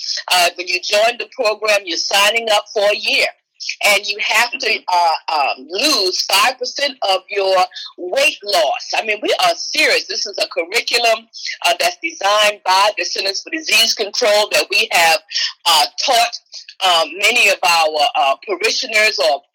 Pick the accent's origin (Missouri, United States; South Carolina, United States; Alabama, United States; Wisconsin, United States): South Carolina, United States; now in Virginia, United States; I grew up in South Carolina, Confederacy, and I live in Virginia, Confederacy.